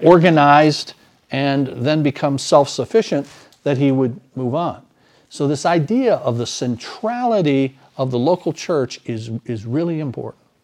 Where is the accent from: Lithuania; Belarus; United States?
United States; as American citizens